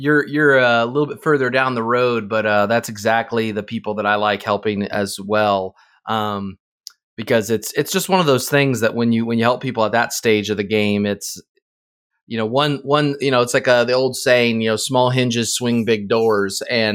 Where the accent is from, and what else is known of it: Indiana, United States; born or raised there